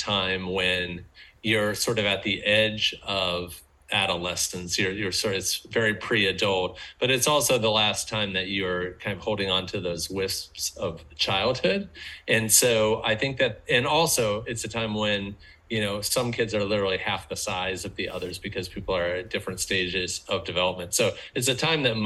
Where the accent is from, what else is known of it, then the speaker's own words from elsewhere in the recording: Maryland, United States; I grew up in Maryland.